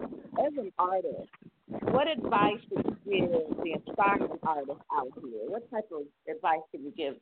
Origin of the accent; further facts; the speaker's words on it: Chicago, Illinois, United States; now in Jackson, United States; I am located in Jackson, Tennessee, where I'm originally from Chicago.